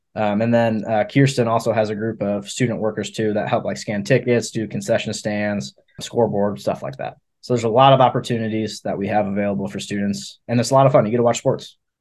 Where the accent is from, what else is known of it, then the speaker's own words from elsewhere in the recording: Cedar Rapids, Iowa, United States; moved away as an adult; now in Maryville, Missouri, United States; I'm from Cedar Rapids, Iowa